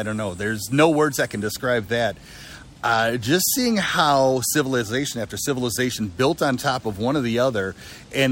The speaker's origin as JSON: {"language": "English", "town": "Milwaukee", "region": "Wisconsin", "country": "United States", "tie": "born or raised there", "said": "I'm originally from Milwaukee, Wisconsin"}